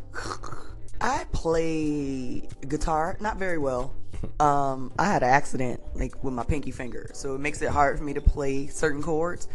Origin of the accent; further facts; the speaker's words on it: Detroit, Michigan, United States; I'm from Detroit